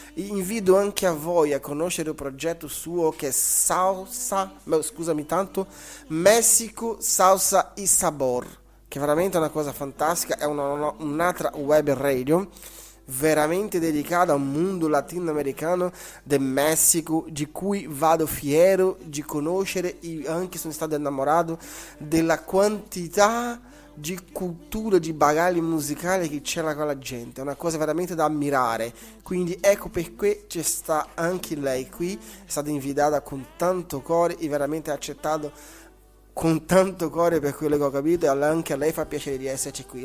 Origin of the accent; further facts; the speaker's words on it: Brazil; Italian is a second language; now in Italy; scusate il mio italiano, sono brasiliano, da un po' che abito in Italia